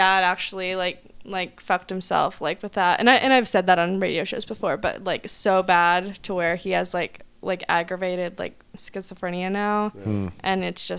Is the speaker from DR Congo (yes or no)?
no; Oklahoma, United States; I'm from Oklahoma and we have $5 wine there.